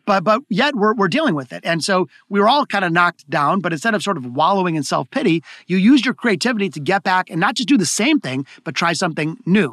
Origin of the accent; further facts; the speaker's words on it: Detroit, Michigan, United States; here in Detroit, my hometown